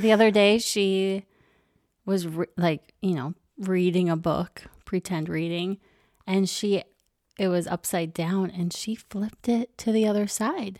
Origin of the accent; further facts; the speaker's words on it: Minnesota, United States; we're from Minnesota